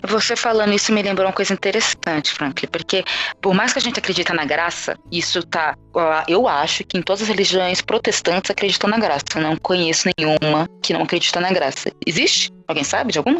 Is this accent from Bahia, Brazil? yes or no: no; São Paulo, Brazil; Eu sou, eu sou do Capão Redondo. Eu nasci na pobreza.